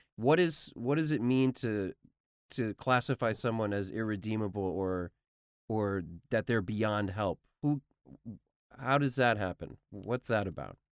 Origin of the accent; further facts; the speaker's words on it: New York City, New York, United States; I grew up in New York City